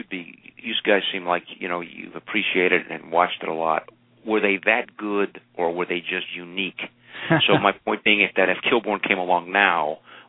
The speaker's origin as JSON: {"language": "English", "region": "California", "country": "United States", "tie": "born or raised there", "also_born_or_lived": "Manhattan, New York", "said": "I'm also a New York native. I grew up in California, but my first 7 years I was in Manhattan."}